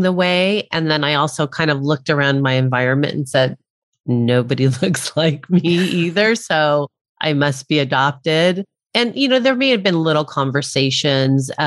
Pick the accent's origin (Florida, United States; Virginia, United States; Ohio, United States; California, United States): California, United States; El Monte; also born or lived in Arcadia, California; I was born in Arcadia, California, and my parents lived in the city south of that in El Monte.